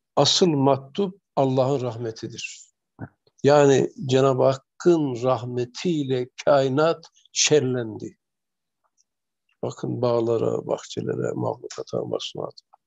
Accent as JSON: {"language": "Turkish", "region": "Erzurum area", "country": "Turkey", "tie": "born or raised there", "said": "bizim çocukluğumuz Erzurum tarafında geçti."}